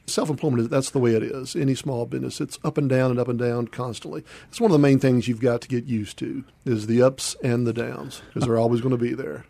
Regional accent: Memphis, Tennessee, United States; also born or lived in Charleston, South Carolina; I grew up out in Whitehaven

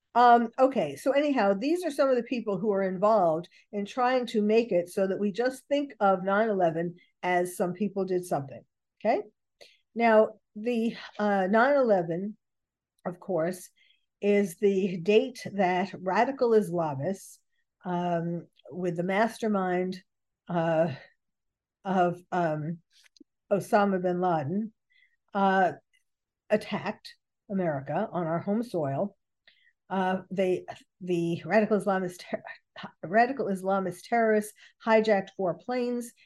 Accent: New York City, New York, United States; I was born and bred in New York City.

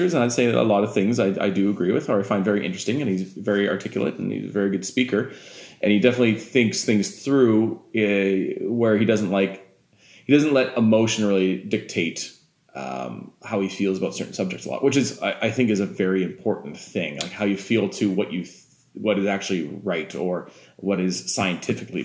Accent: Alberta, Canada; I'm from Alberta.

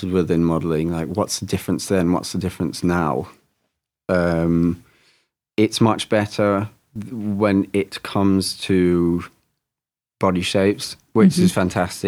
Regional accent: Germany; moved away; I'm half English, half German. I spent my adolescence in Germany.

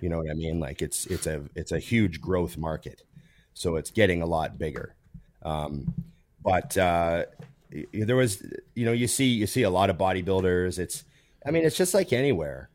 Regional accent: Edmonton, Alberta, Canada; I grew up near West Edmonton Mall, which was, for a long time, the biggest mall in the world

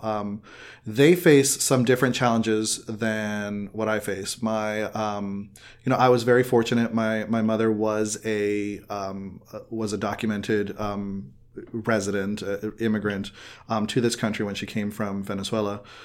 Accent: Miami, Florida, United States; growing up in Miami, Miami is a hotbed of culture

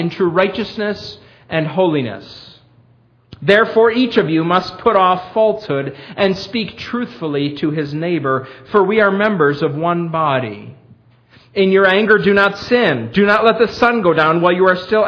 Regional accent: Perry, New York, United States; moved away as an adult; now in Millersville, United States; my hometown, Perry

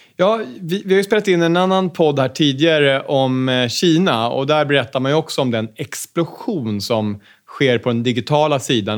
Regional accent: Sweden; Som svensk företagare

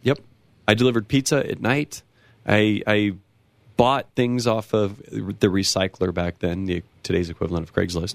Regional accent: near Los Angeles, California, United States; now in Colorado, United States; I come from a small town in California, right outside of Los Angeles.

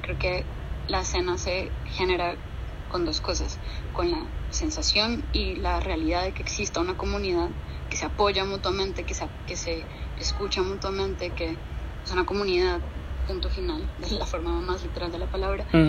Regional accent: Bogotá, Colombia; moved away as an adult; also born or lived in Boston, United States; now in New York, United States; yo soy de Bogotá originalmente y mm, nací y crecí en Bogotá. Me fui a los 19 años a Estados Unidos

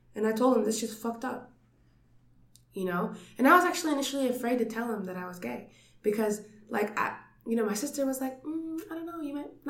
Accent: Phoenix, Arizona, United States; I grew up in Phoenix

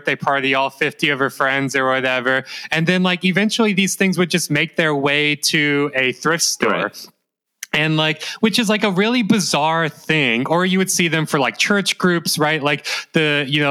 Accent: Mississippi, United States; now in Melbourne, Australia; living in growing up in Mississippi

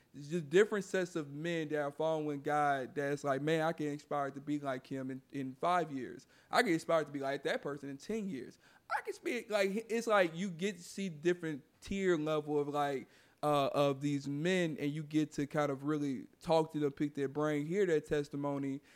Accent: Houston, Texas, United States; my hometown here in Houston

